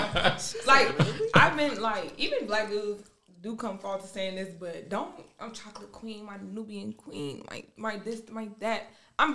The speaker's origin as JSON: {"language": "English", "region": "Georgia", "country": "United States", "moved": "as an adult", "lives_now": "Germany", "said": "I'm from Georgia."}